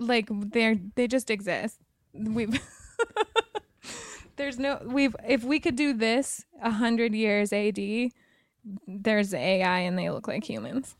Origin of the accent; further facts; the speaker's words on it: Wyoming, United States; now in Los Angeles, United States; I'm from Wyoming